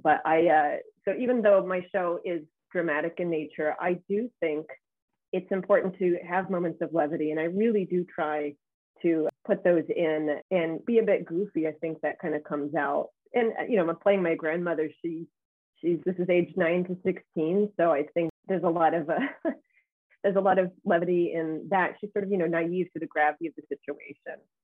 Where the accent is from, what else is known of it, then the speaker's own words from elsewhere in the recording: United States; we as Americans